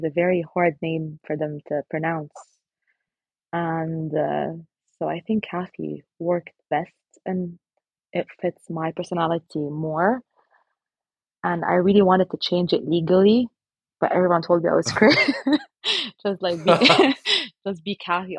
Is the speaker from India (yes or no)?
no; Lebanon; moved away as an adult; now in United Kingdom; So now I'm in the UK, but I'm originally from Lebanon